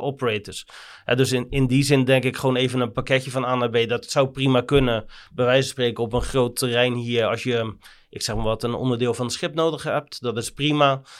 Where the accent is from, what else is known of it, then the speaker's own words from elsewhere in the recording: Rotterdam, South Holland, Netherlands; zeker als Rotterdammers